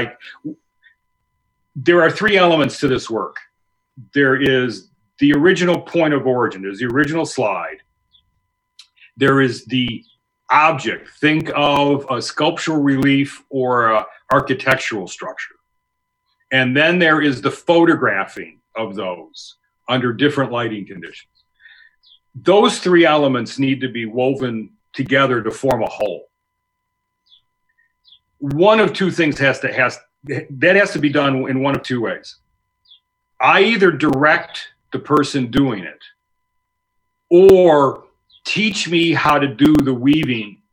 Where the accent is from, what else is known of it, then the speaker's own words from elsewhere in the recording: Elmhurst, United States; Stephen and I grew up together in Elmhurst